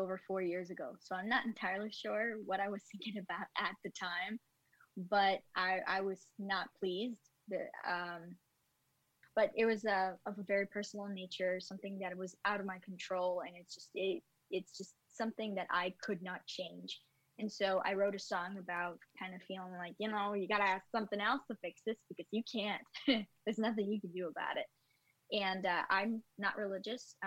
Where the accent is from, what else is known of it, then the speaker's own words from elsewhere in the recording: New York City, New York, United States; I'm actually from Brooklyn.